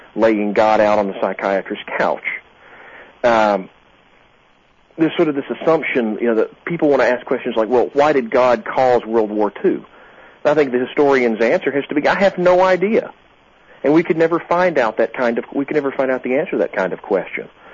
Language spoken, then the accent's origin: English; South Georgia, United States; I grew up in South Georgia